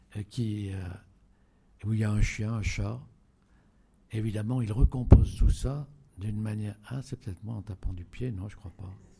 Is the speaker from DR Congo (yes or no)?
no; Auvergne-Rhône-Alpes, France; en Auvergne, qui est mon pays natal.